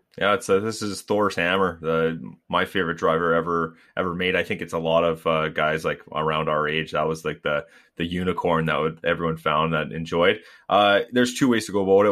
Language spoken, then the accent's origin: English; Canada; we're all Canadian